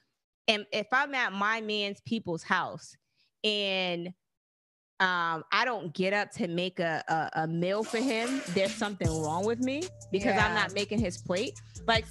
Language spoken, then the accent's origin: English; the South, United States; I'm from the South